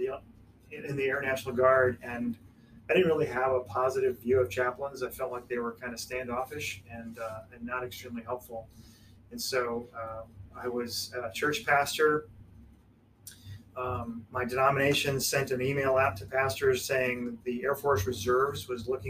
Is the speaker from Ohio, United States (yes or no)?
no; Illinois, United States; moved away; also born or lived in Wichita, Kansas / Las Vegas, Nevada; we are originally from Illinois and came here from Las Vegas